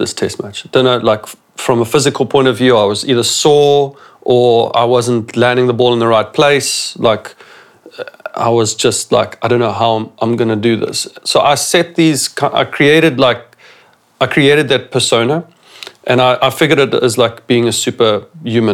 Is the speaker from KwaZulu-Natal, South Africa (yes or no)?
no; Phalaborwa, Limpopo, South Africa; moved away as an adult; also born or lived in Pretoria; I came from Palabora